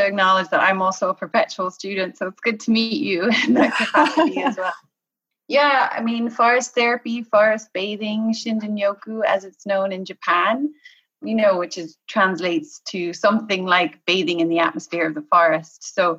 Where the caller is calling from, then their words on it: Galway, Connacht, Ireland; I am calling from Galway in the west of Ireland.